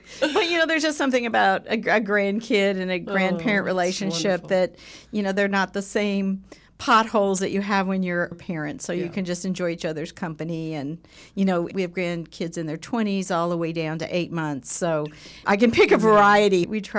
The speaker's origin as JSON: {"language": "English", "region": "Southern California", "country": "United States", "tie": "born or raised there", "moved": "yes", "lives_now": "Edmond, United States", "said": "Well, I was born and raised in Southern California, and I really had a fun, living in Southern California is just fun."}